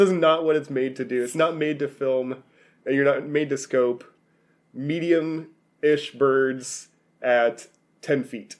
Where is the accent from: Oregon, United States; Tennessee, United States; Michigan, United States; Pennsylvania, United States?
Oregon, United States; we're from Oregon.